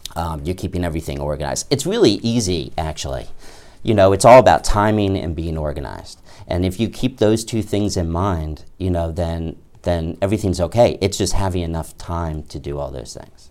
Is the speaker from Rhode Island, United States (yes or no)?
no; Bethesda, Maryland, United States; moved away as an adult; also born or lived in Washington, D.C. / Ithaca, New York; now in The Plains, Virginia, United States; I grew up mainly in Bethesda, Maryland